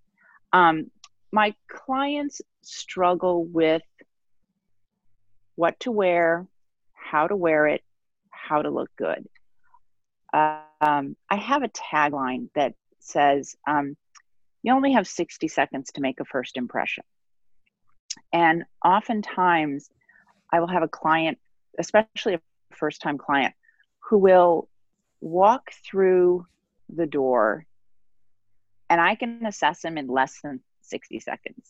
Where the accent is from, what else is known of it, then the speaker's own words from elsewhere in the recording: Midwest, United States; moved away as an adult; now in New York, United States; I was born and raised in the Midwest, so I'm officially a transplant, but I'm a New Yorker